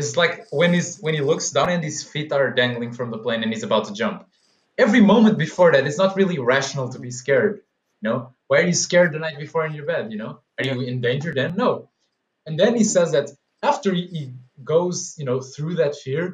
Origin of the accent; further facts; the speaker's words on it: Portugal; we're both from Portugal